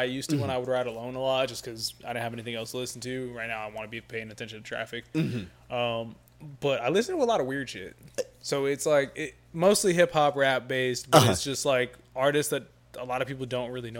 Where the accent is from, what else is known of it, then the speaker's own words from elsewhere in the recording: Long Beach, California, United States; I'm from Long Beach.